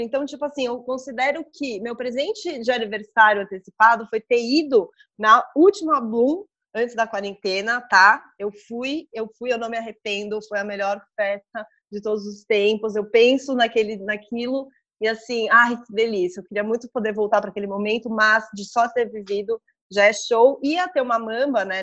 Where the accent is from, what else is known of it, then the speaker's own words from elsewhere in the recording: São Paulo, Brazil; a gente é de São Paulo, a gente ama São Paulo